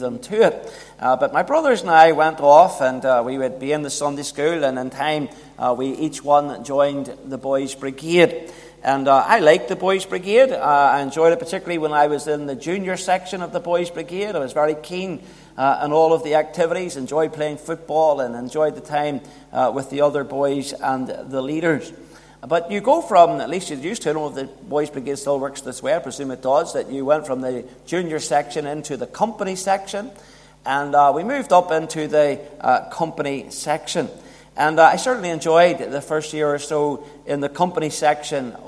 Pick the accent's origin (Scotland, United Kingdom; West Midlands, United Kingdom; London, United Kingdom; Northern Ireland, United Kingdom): Northern Ireland, United Kingdom; Belfast; I was brought up in North Belfast